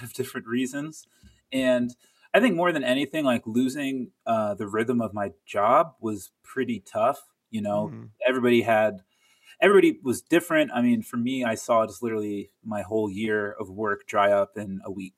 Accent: Tampa, Florida, United States; moved away as an adult; also born or lived in Miami / New York; now in Los Angeles, United States; grew up in Tampa, then I moved to Miami, went to college there, moved to New York, and then now LA.

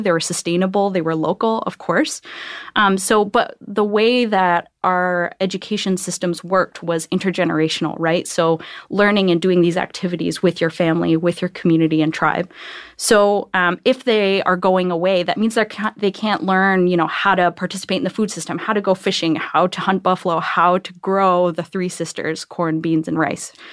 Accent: Akwesasne, New York, United States; I grew up, uh, in upstate New York.

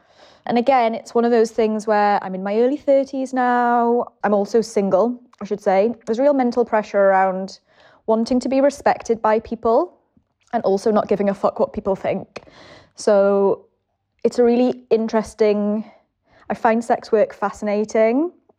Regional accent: England, United Kingdom; So I'm …. I'm 33. I'm English.

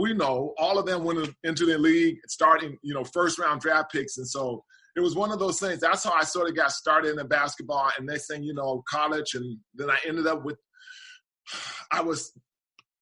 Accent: Portland, Oregon, United States; moved away as an adult; growing up in Portland, Portland's a really small, and especially during my childhood days, a small town

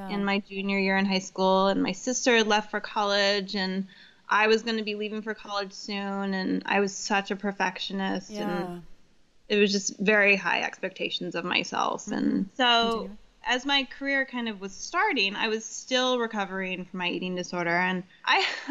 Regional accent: Santa Cruz, California, United States; moved away as an adult; also born or lived in New York City; now in Los Angeles, United States; I grew up in Santa Cruz, which is, you know, very farmer's markety

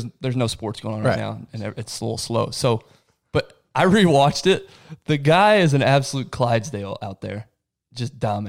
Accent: Abilene, Texas, United States; moved away; Abilene, my hometown.

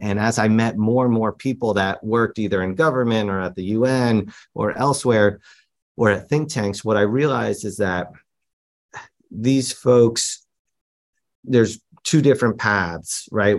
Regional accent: New York City, New York, United States; growing up in New York. I just lived at home with my parents

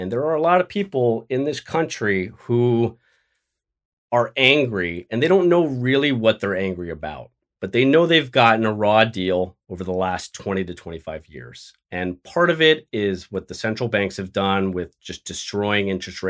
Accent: Los Angeles, California, United States; now in New York, United States; I'd move to LA where I grew up in the San Fernando Valley and challenge him for that seat

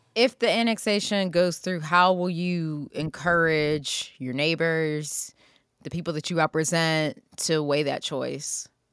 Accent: Wilkinsburg, Pennsylvania, United States; I grew up in Wilkinsburg

